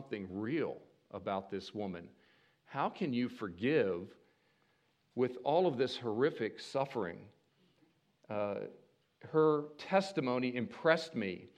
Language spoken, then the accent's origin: English; Maryland, United States; I grew up in Maryland